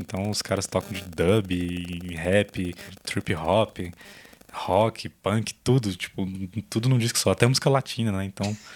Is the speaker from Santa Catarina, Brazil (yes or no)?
no; Brasília, Federal District, Brazil; a gente é de Brasília